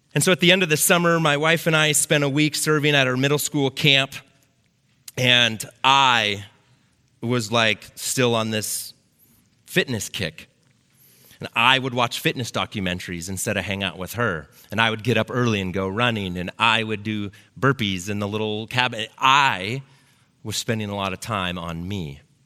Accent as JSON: {"language": "English", "town": "Lake Oswego", "region": "Oregon", "country": "United States", "tie": "born or raised there", "said": "I grew up here in Lake Oswego. I went to Lake Ridge High School, um, graduated in 95."}